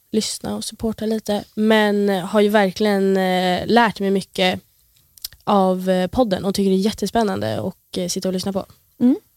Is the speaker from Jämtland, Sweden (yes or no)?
yes; Åre, Jämtland, Sweden; also born or lived in Stockholm; flyttade jag upp till Åre och har blivit uppväxt där